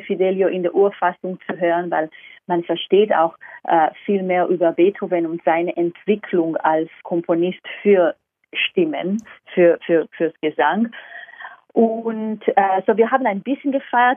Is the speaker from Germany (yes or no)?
no; Israel; German is a second language; also born or lived in London, United Kingdom; now in Vienna, Austria; ich komme ursprünglich aus Israel